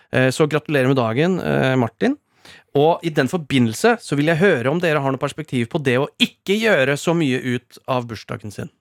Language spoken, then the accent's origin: Norwegian; Rakkestad, Østfold, Norway; moved away; Rakstad, mitt hjemsted